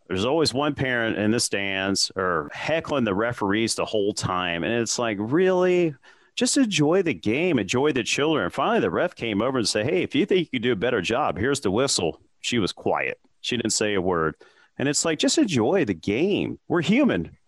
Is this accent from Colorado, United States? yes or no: no; Cincinnati, Ohio, United States; I'm from Cincinnati. I'm a huge Reds fan